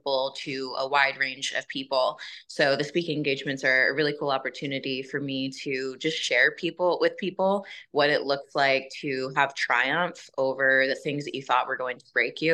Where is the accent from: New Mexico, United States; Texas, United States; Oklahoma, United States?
Texas, United States; Houston; I grew up in Houston, Texas